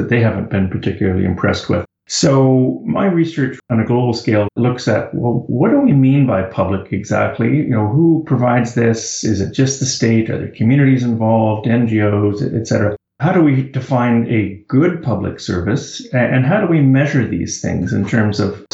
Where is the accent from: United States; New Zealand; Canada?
Canada; I'm Canadian and based in Kingston